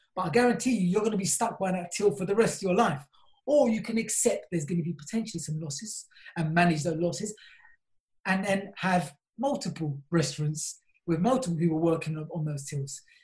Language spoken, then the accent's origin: English; London, United Kingdom; I'm originally from South London